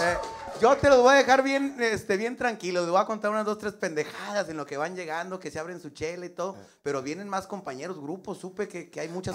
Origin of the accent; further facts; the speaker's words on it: northern Mexico, Mexico; como somos los norteños